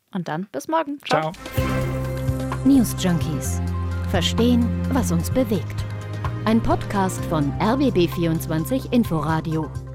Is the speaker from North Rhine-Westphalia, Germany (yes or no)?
yes; Ruhr area, North Rhine-Westphalia, Germany; now in Berlin, Germany; Ich komme zum Beispiel aus dem Ruhrgebiet